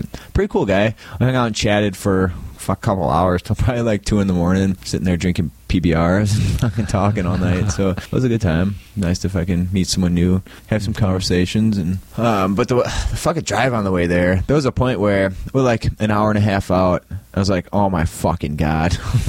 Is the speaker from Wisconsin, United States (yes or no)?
yes; Wisconsin, United States; I'm from Central Wisconsin, and...